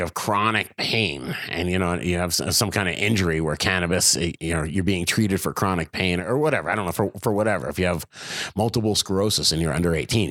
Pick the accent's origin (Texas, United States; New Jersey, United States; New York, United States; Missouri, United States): New Jersey, United States; A lot of people living in New Jersey, that's for sure. I'm from Jersey.